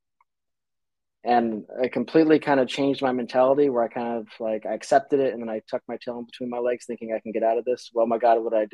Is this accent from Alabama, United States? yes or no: no; Las Vegas, Nevada, United States; moved away as an adult; I was born and raised in Las Vegas, Nevada